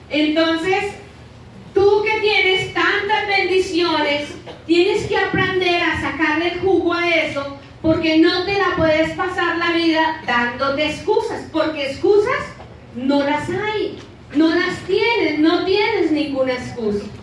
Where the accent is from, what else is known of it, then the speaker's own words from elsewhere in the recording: Bogotá, Colombia; cada vez que decimos que somos de Ciudad Bolívar todo el mundo esconde las carteras